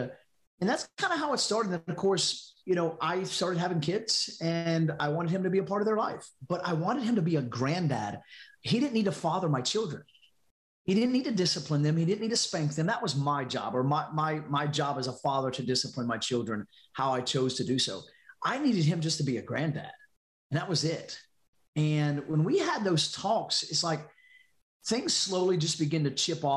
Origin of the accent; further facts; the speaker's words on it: North Carolina, United States; moved away as an adult; now in Louisiana, United States; I moved to out of North Carolina, out of my hometown, and to Louisiana